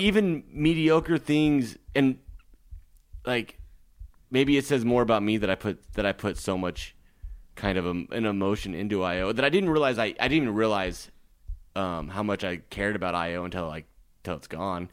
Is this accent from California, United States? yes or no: no; Nebraska, United States; now in Los Angeles, United States; I'm from Lake Nebraska